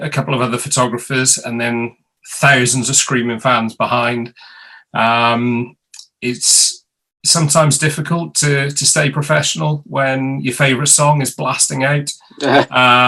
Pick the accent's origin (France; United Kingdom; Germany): United Kingdom; Mid Wales; now in London, United Kingdom; I'm originally from Mid Wales